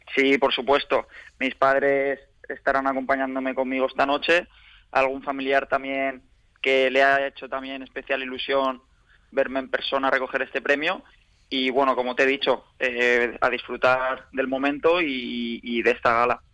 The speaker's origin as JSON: {"language": "Spanish", "town": "Elche", "region": "Valencian Community", "country": "Spain", "tie": "born or raised there", "said": "es la ciudad donde nací y, mi ciudad natal"}